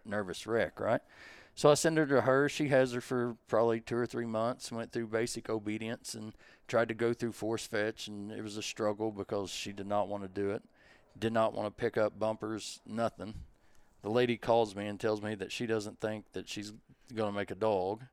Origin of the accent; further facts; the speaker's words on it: Advance, Missouri, United States; I'm from Southeast Missouri, little bitty town called Advance.